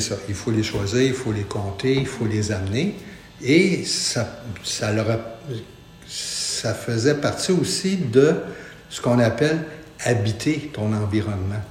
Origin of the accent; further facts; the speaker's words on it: Montreal, Quebec, Canada; Je suis un natif de Montréal, de la petite patrie